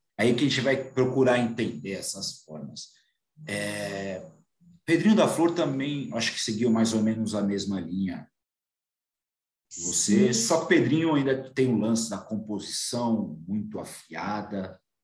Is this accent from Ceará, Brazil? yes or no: no; São Paulo, Brazil; aqui de São Paulo, eu sou paulista